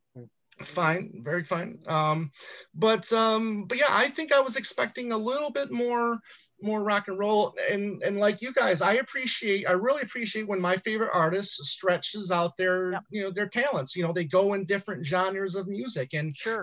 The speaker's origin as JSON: {"language": "English", "region": "Michigan", "country": "United States", "tie": "born or raised there", "said": "growing up in Michigan"}